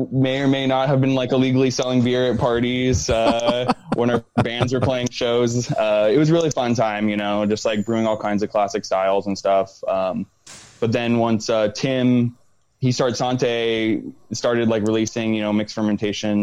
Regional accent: Pasadena, California, United States; also born or lived in New Jersey / Santa Cruz; growing up in Pasadena, going to high school there

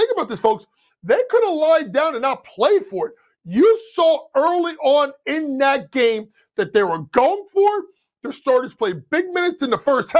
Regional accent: New York, United States; I'm going to go to my hometown and the New York Knicks.

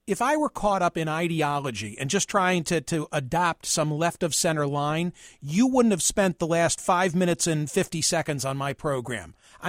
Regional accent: Pennsylvania, United States; my home state of Pennsylvania

